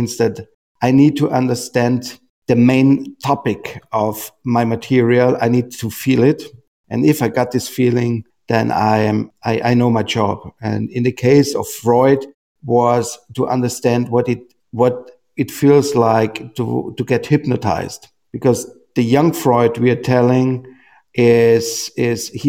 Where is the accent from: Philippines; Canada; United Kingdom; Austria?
Austria; I come from Austria.